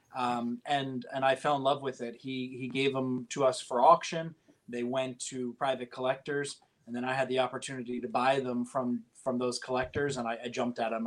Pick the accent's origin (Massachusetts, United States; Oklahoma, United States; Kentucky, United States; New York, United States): New York, United States; Poughkeepsie; now in New Jersey, United States; I'm from upstate New York, a town called Poughkeepsie